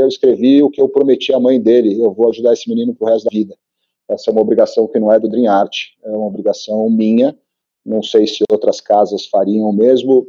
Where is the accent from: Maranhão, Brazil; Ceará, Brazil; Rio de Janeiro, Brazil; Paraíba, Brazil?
Rio de Janeiro, Brazil; now in São Paulo, Brazil; Eu sou carioca, mas vim para São Paulo cedo